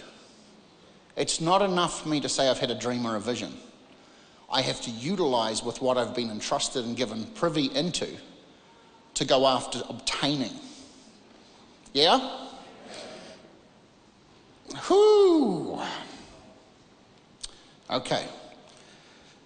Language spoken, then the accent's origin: English; New Zealand; moved away; I came from this part of the world. I came from New Zealand.